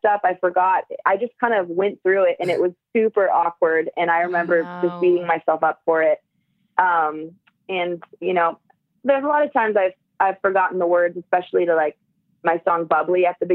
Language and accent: English; Southern California, United States; I'm from Southern California